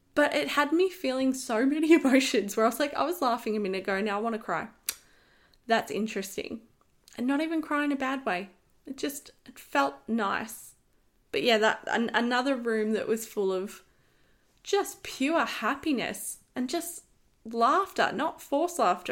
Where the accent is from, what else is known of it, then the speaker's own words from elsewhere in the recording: Australia; I'm Australian. I live here.